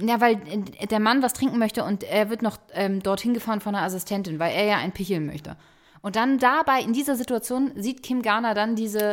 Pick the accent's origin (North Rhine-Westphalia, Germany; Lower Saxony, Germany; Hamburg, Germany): Hamburg, Germany; Ich bin in Hamburg zur Schule gegangen